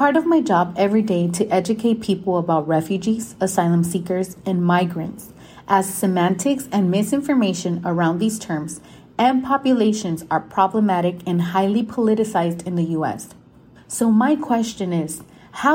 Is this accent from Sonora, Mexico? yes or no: yes; Ciudad Obregón, Sonora, Mexico; now in United States; I am a migrant from Obregón, Sonora, Mexico